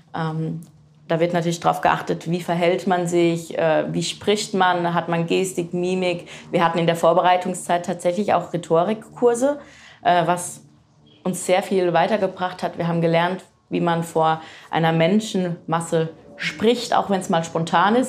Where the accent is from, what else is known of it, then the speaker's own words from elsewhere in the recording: Frankenthal, Rhineland-Palatinate, Germany; also born or lived in Rödersheim; Ich bin nämlich in Frankenthal geboren.